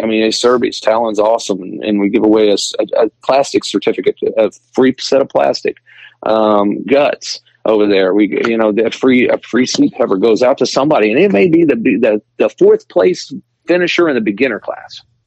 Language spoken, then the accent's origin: English; Springfield, United States; Springfield, my hometown